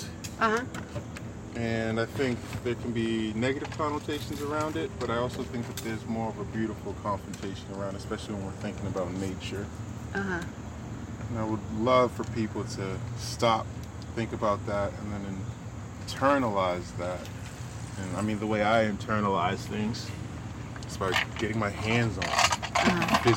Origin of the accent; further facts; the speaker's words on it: Boston, Massachusetts, United States; I'm an artist from Boston, Massachusetts